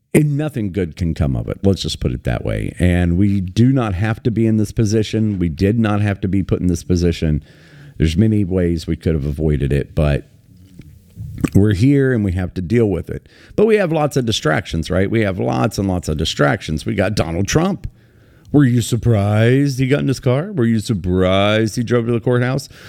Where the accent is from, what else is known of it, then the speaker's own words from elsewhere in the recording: United States; I live in America, I was raised in America